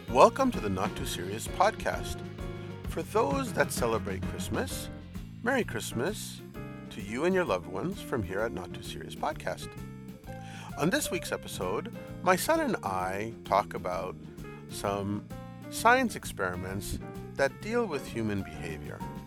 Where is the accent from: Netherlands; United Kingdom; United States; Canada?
Canada; It's one of the beauties about being Canadian